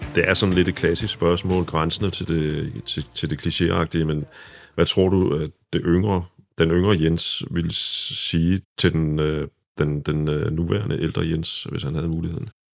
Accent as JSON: {"language": "Danish", "town": "Præstø", "region": "Zealand", "country": "Denmark", "tie": "born or raised there", "moved": "yes", "said": "min lille fødeby regnes for at være af de fleste, det, det præstø, der ligger nede på Sydsjælland"}